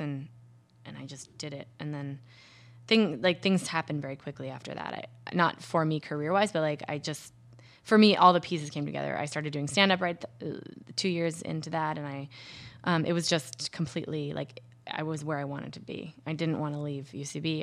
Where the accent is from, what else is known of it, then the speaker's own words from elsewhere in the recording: Minnesota, United States; Minnesota, where I'm from